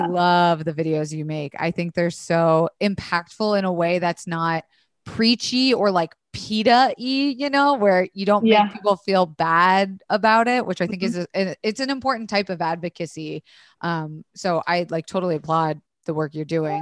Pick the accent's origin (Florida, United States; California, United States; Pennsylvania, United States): Florida, United States; I was raised in Florida